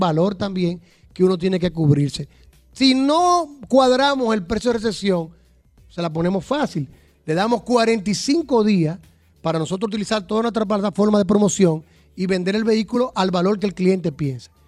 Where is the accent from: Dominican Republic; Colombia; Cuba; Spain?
Dominican Republic; como decimos el dominicano